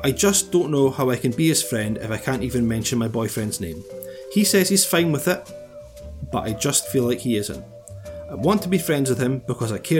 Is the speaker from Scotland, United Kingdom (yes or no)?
yes; Scotland, United Kingdom; accent: Scottish; the slightest change in your Scottish accent, indiscernible to people not from here.